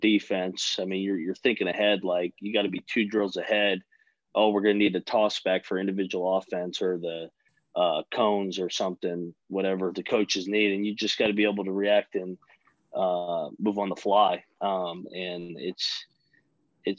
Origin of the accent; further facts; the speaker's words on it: Fairfax, Virginia, United States; moved away as an adult; I'm from Fairfax